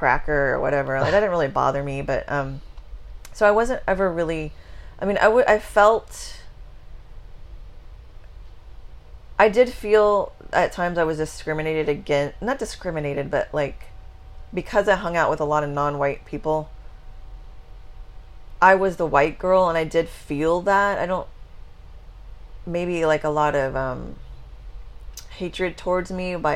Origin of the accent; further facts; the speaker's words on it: Texas, United States; I'm from Texas